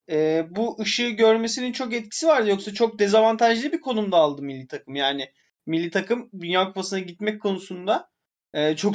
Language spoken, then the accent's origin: Turkish; Turkey; E, şimdi siz, biz Türkiye'deniz ikimiz de siz de Türkiye'densiniz.